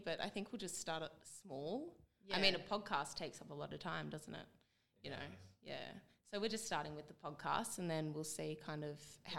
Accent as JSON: {"language": "English", "town": "Dubbo", "region": "New South Wales", "country": "Australia", "tie": "born or raised there", "said": "My background is I'm a townie. I was brought up in Dubbo."}